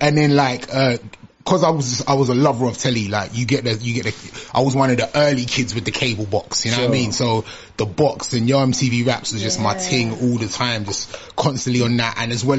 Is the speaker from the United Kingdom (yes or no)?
yes; London, United Kingdom; also born or lived in Islington; I was born in East Dulwich Hospital